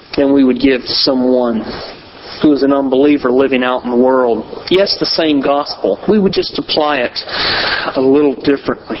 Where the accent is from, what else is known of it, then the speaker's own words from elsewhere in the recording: the South, United States; I grew up in the South, so most people I've talked to have some church affiliation